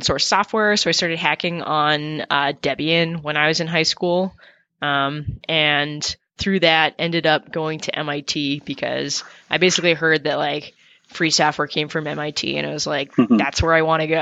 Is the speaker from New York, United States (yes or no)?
yes; upstate New York, United States; also born or lived in Toronto, Canada; I was born in Toronto, but actually grew up in upstate New York